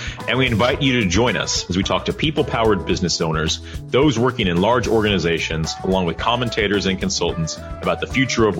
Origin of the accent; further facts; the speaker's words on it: United States; as an American